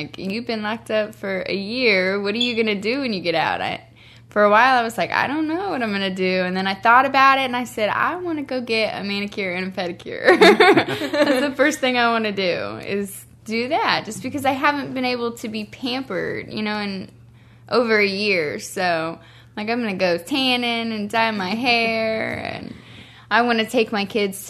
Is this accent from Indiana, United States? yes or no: yes; Mooresville, Indiana, United States; moved away as an adult; also born or lived in Kokomo; now in Indianapolis, United States; I grew up, I was born and raised in Mooresville. I graduated from Mooresville, and then I had a bright idea to move to Kokomo